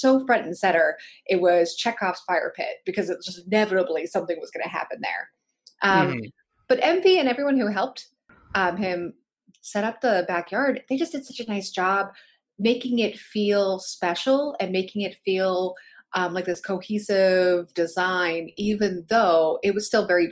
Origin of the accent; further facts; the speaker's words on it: Pittsburgh, Pennsylvania, United States; I'm from Pittsburgh